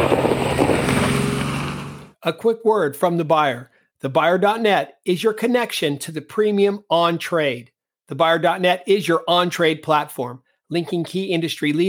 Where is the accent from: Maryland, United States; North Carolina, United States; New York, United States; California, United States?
California, United States; now in London, United Kingdom; California, the Golden State, my home state